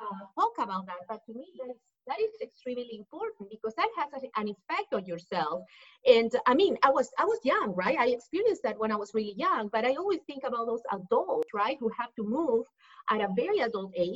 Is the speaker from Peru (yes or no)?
yes; Lima, Peru; English is a second language; moved away as an adult; now in Dallas, United States; I'm originally from Peru, from Lima, Peru. That's why you hear the accent. I moved to the U.S. when I was 18 years old